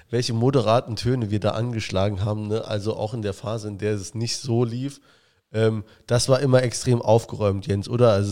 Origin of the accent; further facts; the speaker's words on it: Saarland, Germany; Saarländer ist man eher Schwarzmaler. Das bin ich auch